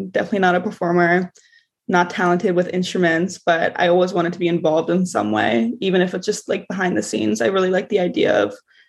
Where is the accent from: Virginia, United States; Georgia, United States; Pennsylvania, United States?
Pennsylvania, United States; Philadelphia; first language English; I grew up in Philly. I spent like my whole life in Philly.